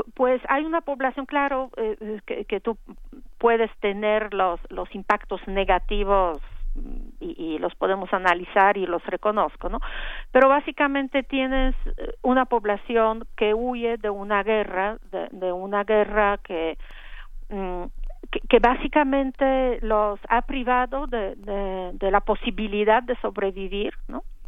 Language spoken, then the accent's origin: Spanish; Poland; europea y polaca